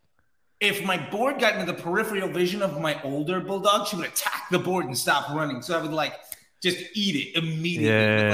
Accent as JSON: {"language": "English", "region": "East Coast", "country": "United States", "tie": "born or raised there", "also_born_or_lived": "Europe", "said": "I grew up on the East Coast"}